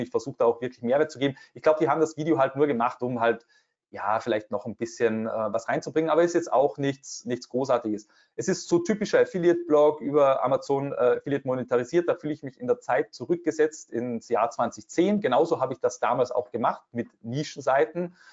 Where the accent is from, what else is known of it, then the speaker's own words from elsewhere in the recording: Austria; bei uns in Österreich